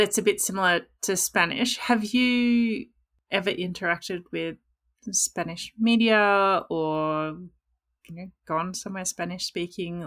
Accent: Australia; accent: Australian English; the number of languages I speak is one, which is Australian English

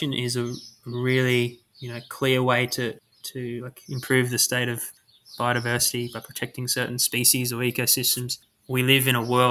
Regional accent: Queensland, Australia; moved away as an adult; also born or lived in Canberra; I'm being from Queensland, I actually went down to ANU to study at uni

